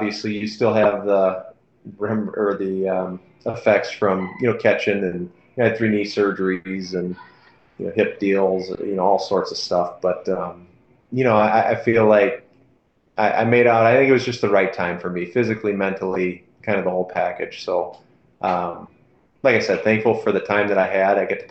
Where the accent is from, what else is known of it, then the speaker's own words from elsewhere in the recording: Minnesota, United States; selected by my hometown team